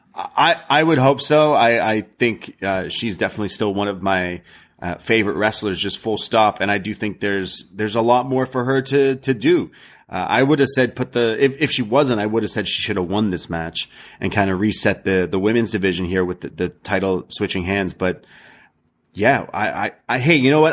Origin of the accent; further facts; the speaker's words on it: Canada; I'm Canadian.